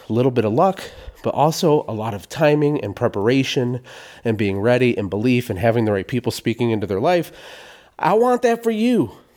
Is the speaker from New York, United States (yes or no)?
no; Genesee, Michigan, United States; moved away; also born or lived in Flint, Michigan; I was born in Flint, Michigan. I was never raised in downtown Flint in the city proper. We were in a little town outside of Flint, kind of a pretty low-income town called Genesee, Michigan